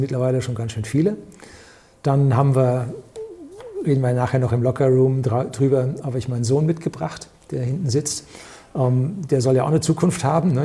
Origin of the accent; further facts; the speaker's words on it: Germany; wir als Deutsche